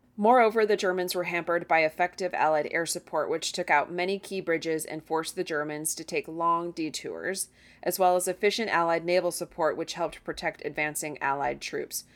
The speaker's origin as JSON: {"language": "English", "country": "United States", "said": "as an American"}